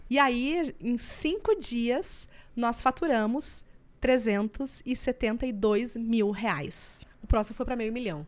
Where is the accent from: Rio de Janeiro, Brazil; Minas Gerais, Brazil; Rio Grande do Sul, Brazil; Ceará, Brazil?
Rio Grande do Sul, Brazil; Estância Velha; Nós somos lá do interior do Rio Grande do Sul, de uma cidade chamada Estância Velha